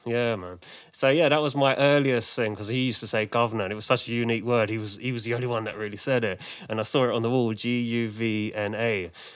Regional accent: London, United Kingdom; I grew up in Manor House, which is near sort of Finsbury Park, Haringey

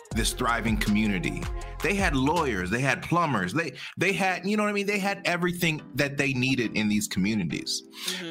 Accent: United States; I am Black American, meaning my family was here my grandfathers and whatever fought in every single war

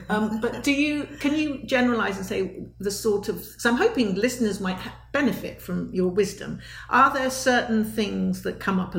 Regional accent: United Kingdom; being a British person

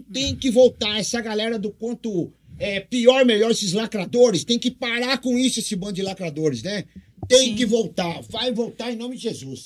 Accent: Cambé, Paraná, Brazil; now in Presidente Prudente, Brazil; nasci em Cambé, Paraná, pé vermelho, e vim aqui pra essa cidade que me adotou

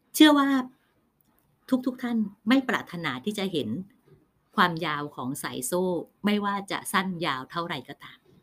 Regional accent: Nakhon Pathom, Thailand; องค์พระปฐมเจดีย์ที่บ้านเกิดของพี่…

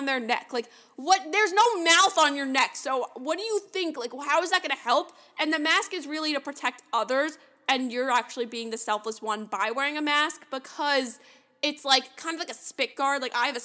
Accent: New York City, New York, United States; I'm from New York

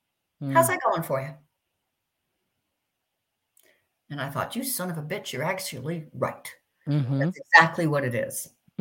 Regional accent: Miami, Florida, United States; also born or lived in London; And I grew up in Miami, in London, but I grew up a lot in Miami.

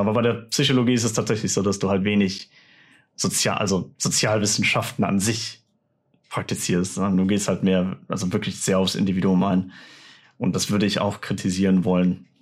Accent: Germany; ich als Deutscher

